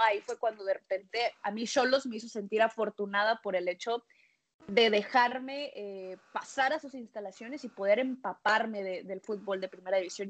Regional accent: Tijuana, Baja California, Mexico; yo empezaba a ir a los partidos de Cholos de, Tijuana

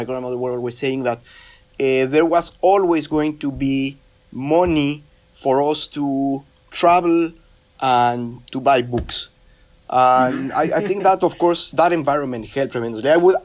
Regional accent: Mexico City, Mexico; now in Merced, United States; So I grew up in Mexico City. I'm originally from Mexico. I consider myself Mexican from Mexico City

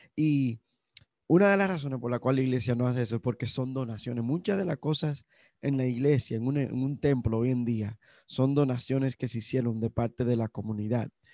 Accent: Dominican Republic; somos los dominicanos

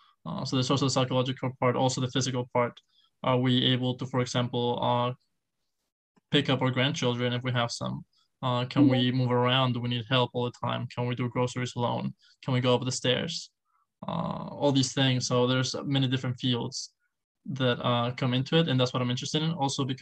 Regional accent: León, Guanajuato, Mexico; also born or lived in Mexico City; Well, I'm from Mexico. I was born in Mexico City. I moved a lot around Mexico. Although I was born in Mexico City, I feel like I grew up in a city called León, Guanajuato.

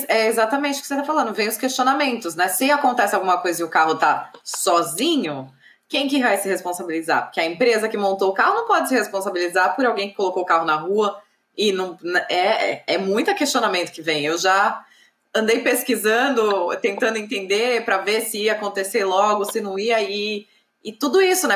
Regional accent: São Paulo, Brazil; moved away; Eu sou de São Paulo

